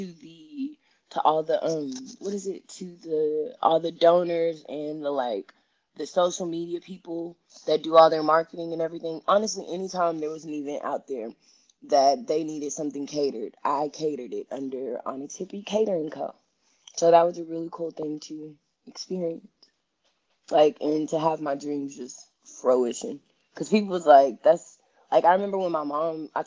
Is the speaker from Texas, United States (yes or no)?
yes; Houston, Texas, United States; now in Bay Area, United States; I'm from Houston, Texas